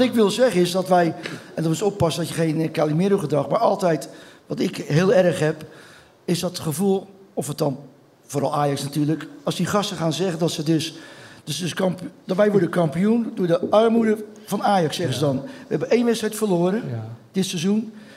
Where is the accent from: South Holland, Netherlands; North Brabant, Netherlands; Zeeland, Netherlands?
South Holland, Netherlands; Rotterdam; ik ben geboren op Bloemhof. Dat is eh, tien minuten, vijf minuten van, van het stadion vandaan